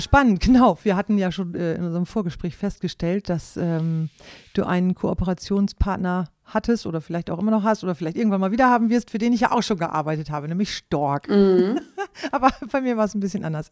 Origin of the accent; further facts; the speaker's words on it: Klostermoor, Lower Saxony, Germany; moved away as an adult; Aufgewachsen bin ich in Klostermoor im Landkreis Leer.